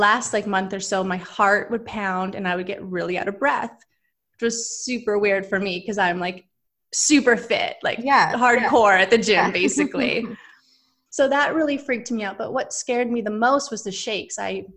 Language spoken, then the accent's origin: English; Vancouver, British Columbia, Canada; now in Los Angeles, United States; I live in LA right now, but I'm originally from Vancouver, Canada